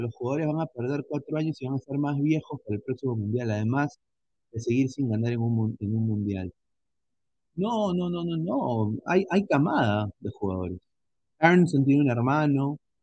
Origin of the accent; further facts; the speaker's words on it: Peru; nosotros somos peruanos